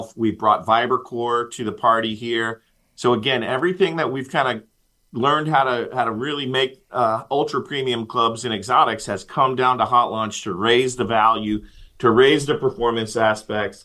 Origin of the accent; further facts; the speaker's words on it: Indiana, United States; I'm from Indiana